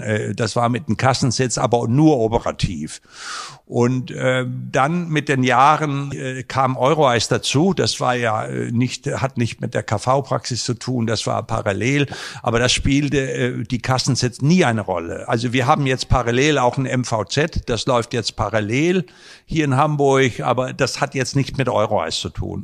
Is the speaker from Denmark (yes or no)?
yes; Denmark; now in Germany; ich bin ja gebürtiger Däne